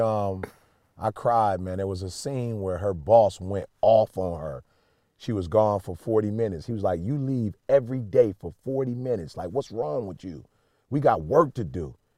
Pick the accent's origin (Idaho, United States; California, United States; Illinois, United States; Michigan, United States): Illinois, United States; Chicago; moved away; I'm from Chicago originally